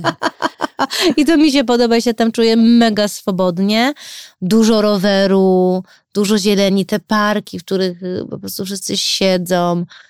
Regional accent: Chicago, Illinois, United States; now in Warsaw, Poland; Mimo to, że się wychowałam w Chicago

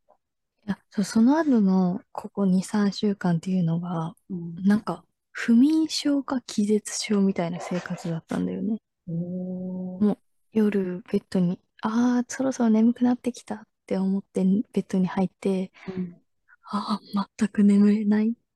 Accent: Japan; 日本人だから

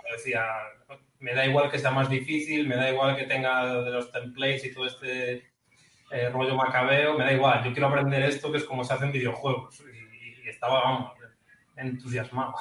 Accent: Ferrol, Galicia, Spain; moved away as an adult; yo no he salido de mi pueblo en toda mi vida. lo más lejos que he ido de Ferrol ha sido Santiago de Compostela

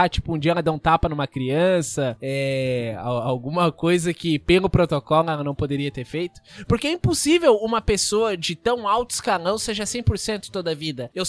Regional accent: Brazil; Talvez eu esteja errado, porque eu tô pensando como brasileiro, né?

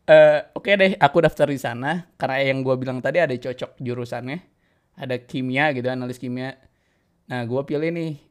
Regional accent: Bandung, West Java, Indonesia; balik kampung gue ke Bandung gitu ya emang pada saat itu gue di Jawa tuh seneng nih gue ke Malang lah kayaknya di UB kayaknya aduh enak gitu ya suasananya sama kayak di kampung gue gitu kampung halaman di Bandung gitu ya

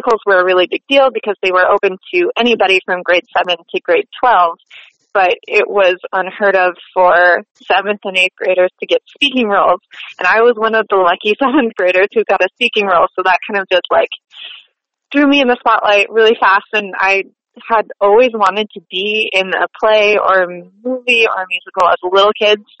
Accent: Brooktondale, New York, United States; I was born and raised just outside of Ithaca, New York, in a small little village called Brooktondale

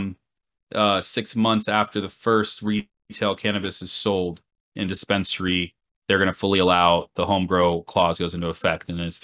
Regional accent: Florida, United States; accent: twang; now in New York City, United States; I'm from Florida

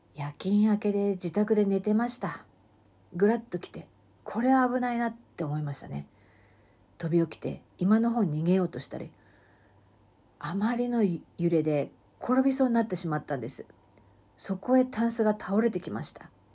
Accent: Sendai, Miyagi, Japan; moved away as an adult; 私は生まれも育ちも仙台で、そして、えー、五年前、五年半前までは、えー、ずーっと生まれてこの方、仙台を離れたことがありませんでした。

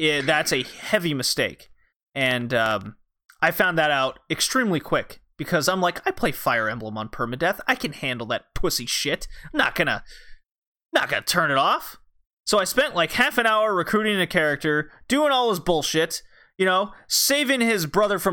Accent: Texas, United States; I grew up in Texas.

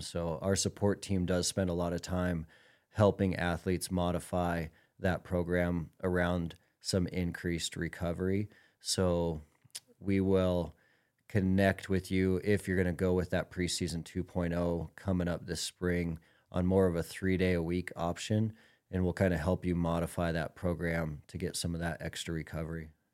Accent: Billings, Montana, United States; Tom has been a buddy of mine since we were young guys growing up in Billings, Montana.

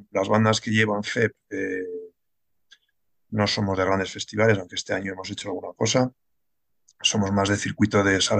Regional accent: Pamplona, Navarre, Spain; also born or lived in Germany / Barcelona; now in Madrid, Spain; eh, soy de Pamplona, aunque he dado más vueltas que una peonza. Eh, lo más largo que fue vivir en Alemania seis años y ahora ya llevo casi ocho aquí en Madrid.

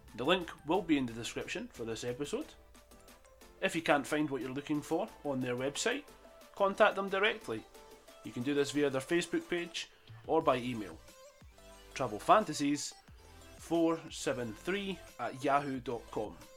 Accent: Falkirk, Scotland, United Kingdom; my hometown of Falkirk in Scotland

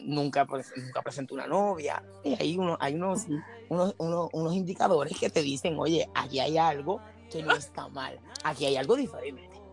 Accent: Puerto Rico; aquí en Puerto Rico, pues, los, los, que somos boricuas

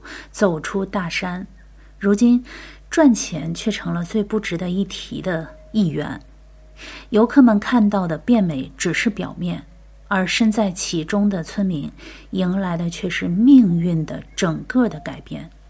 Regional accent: northern China, China; 在我这个北方人的感受中

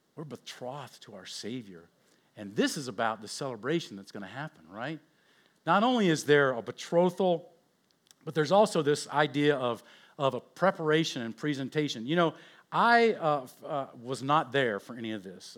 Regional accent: Oakland, California, United States; I was born in Oakland

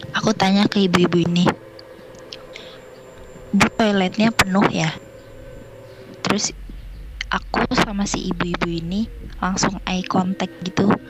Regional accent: Jakarta, Indonesia; Umur aku 19 tahun. Asal aku dari Jakarta.

